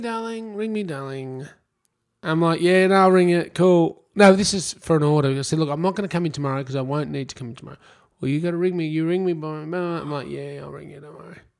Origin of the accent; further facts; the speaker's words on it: Melbourne, Victoria, Australia; I'm from Melbourne